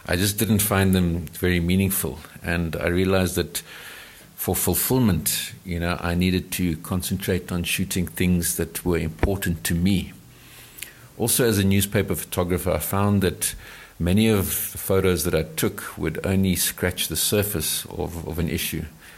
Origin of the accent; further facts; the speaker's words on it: South Africa; like most white South Africans. And I realized that I knew precious little about my home country.